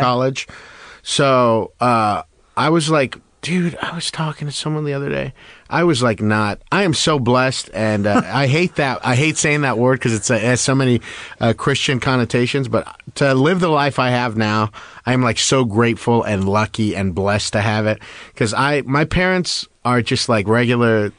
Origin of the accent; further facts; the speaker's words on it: West Covina, California, United States; I grew up in West Covina.